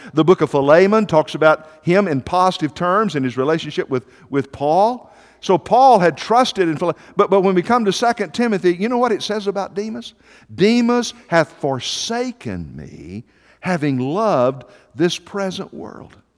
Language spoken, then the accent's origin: English; Mississippi, United States; as a kid growing up in Mississippi, we had a large family.